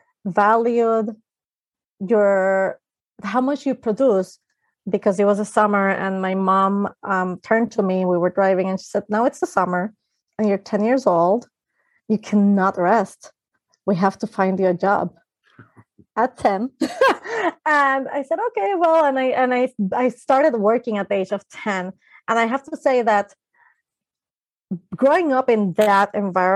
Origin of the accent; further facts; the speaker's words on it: Puerto Rico; I grew up in Puerto Rico, which is an island in the Caribbean